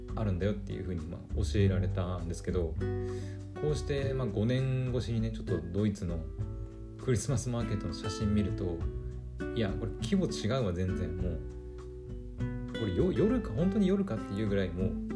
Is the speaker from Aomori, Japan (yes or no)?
yes; Aomori, Japan; 青森県もその海に囲まれてるもんですからえっ、ー、となんと丸々市場とかっていうのが結構あるんですよね私の地元にも